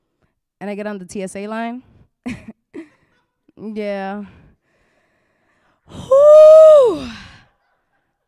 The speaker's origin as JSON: {"language": "English", "town": "New York City", "region": "New York", "country": "United States", "tie": "born or raised there", "said": "I'm born and bred in New York City"}